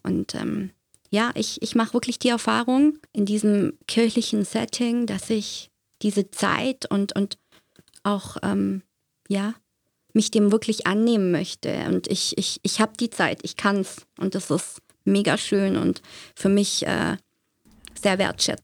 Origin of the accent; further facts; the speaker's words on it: Germany; now in Zürich, Switzerland; ich kenne das aus Deutschland. Ich bin ja gebürtig aus Deutschland